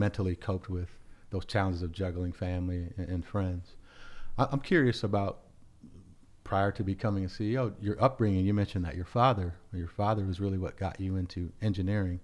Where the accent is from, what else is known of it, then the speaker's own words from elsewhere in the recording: United States; as a black man growing up in America